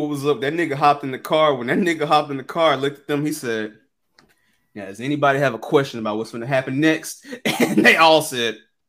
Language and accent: English; Memphis, Tennessee, United States; I'm from Memphis